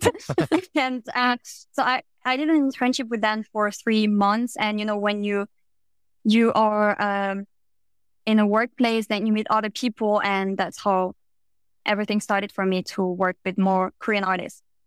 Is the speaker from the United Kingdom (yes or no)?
no; France; I'm from France, and I'm currently working as a music publicist